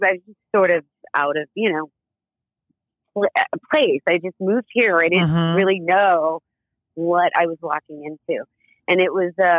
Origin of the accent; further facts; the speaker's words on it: Las Vegas, Nevada, United States; moved away as an adult; also born or lived in New York; now in Los Angeles, United States; When I grew up in Las Vegas